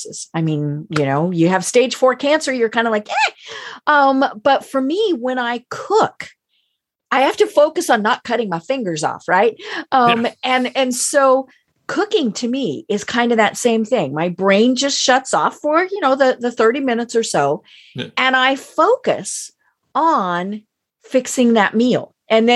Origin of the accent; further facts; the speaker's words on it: Colorado, United States; I'm from Colorado